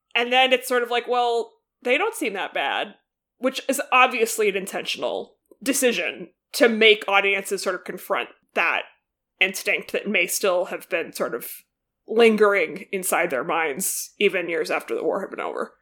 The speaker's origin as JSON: {"language": "English", "country": "United States", "said": "as an American"}